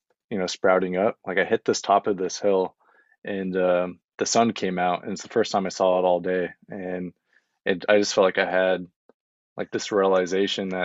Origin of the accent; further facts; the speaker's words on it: Wyoming, United States; now in Los Angeles, United States; I'm from Wyoming